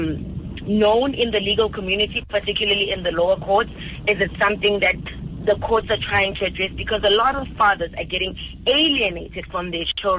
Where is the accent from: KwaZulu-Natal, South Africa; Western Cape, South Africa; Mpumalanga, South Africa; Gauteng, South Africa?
Mpumalanga, South Africa; I'm originally from Mpumalanga